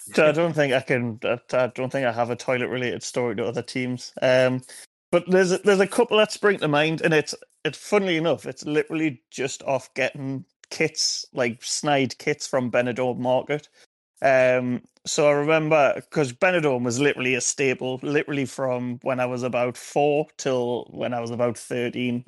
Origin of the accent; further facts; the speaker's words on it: Wallsend, North East England, United Kingdom; I'm from Wallsend, lived Wallsend pretty much. How old am I now? 30? 29 years of my life.